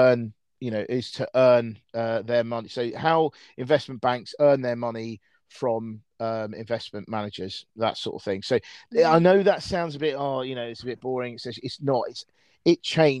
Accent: United Kingdom; I'm British

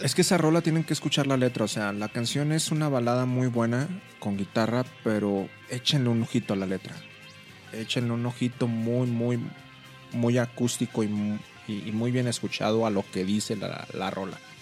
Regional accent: Monterrey, Nuevo León, Mexico; now in Mexico City, Mexico; yo soy regio y estuve aquí

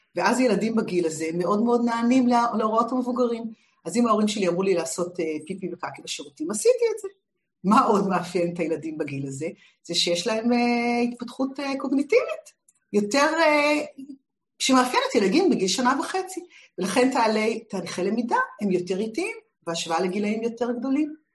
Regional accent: Israel; שגדלתי בשנות השישים בישראל

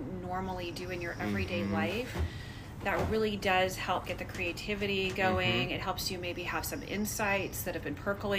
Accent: Northern California, United States; I'm from Northern California. I grew up in the Redwoods.

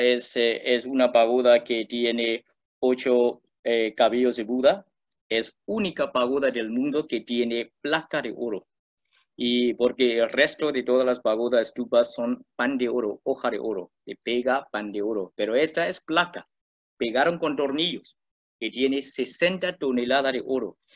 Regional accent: Myanmar; Spanish is a second language; Yo soy birmano

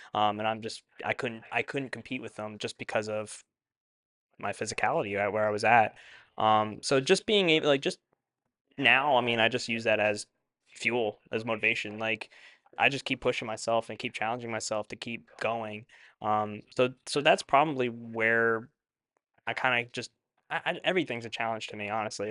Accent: eastern Long Island, New York, United States; moved away as an adult; now in Westchester, United States; up on Long Island where we're from, there's really not much to do on the east side uh, of Long Island

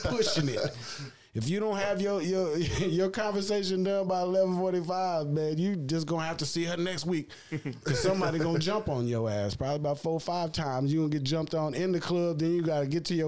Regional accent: Dallas, Texas, United States; growing up in Dallas

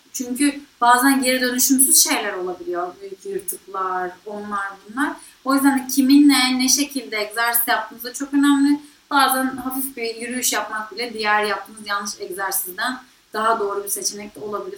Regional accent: Bodrum, Muğla, Turkey; ben Bodrum'da büyüdüm

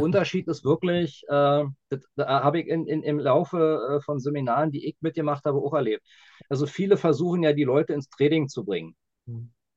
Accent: Berlin, Germany; als Berliner

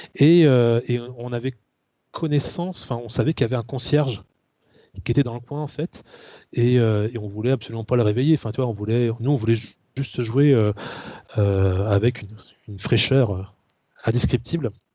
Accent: Rennes, Brittany, France; je suis rennais, hein, je suis né à Rennes.

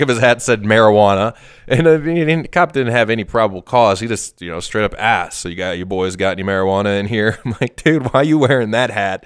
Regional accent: Wisconsin, United States; moved away; my parents took me to a speech back in Wisconsin

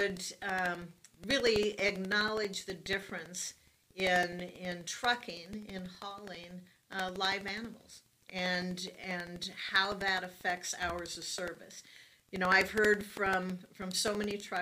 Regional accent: Nebraska, United States; I'm from Nebraska

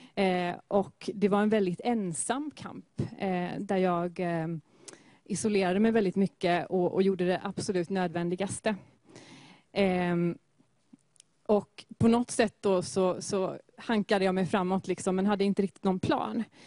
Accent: Gothenburg, Västra Götaland, Sweden; är född och uppvuxen i Göteborg. Och i Askim

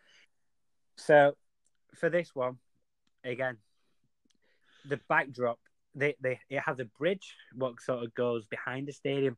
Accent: England, United Kingdom; I'm from England

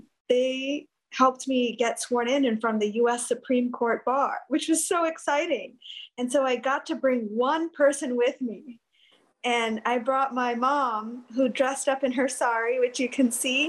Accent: New York, United States; moved away as an adult; also born or lived in Washington, D.C.; We grew up in New York.

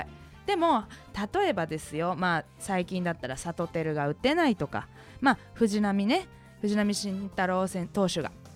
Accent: Yokohama, Kanagawa, Japan; 横浜出身

